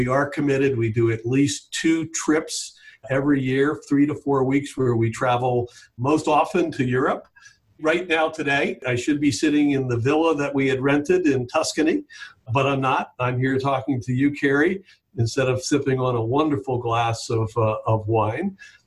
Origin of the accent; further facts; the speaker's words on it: Jupiter Inlet Colony, Florida, United States; I grew up on Jupiter Inlet Colony, the beach and the inlet and the intercoastal and boating, and we were outside 24/7 as a kid